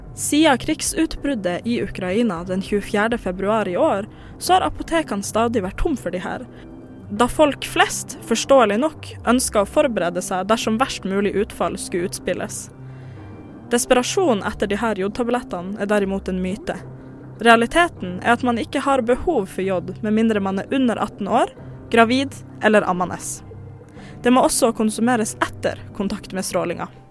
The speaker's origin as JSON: {"language": "Norwegian", "town": "Tromsø", "region": "Troms", "country": "Norway", "moved": "yes", "lives_now": "Oslo, Norway", "said": "jeg er jo ikke fra Oslo. Sånn. Jeg er fra Tromsø."}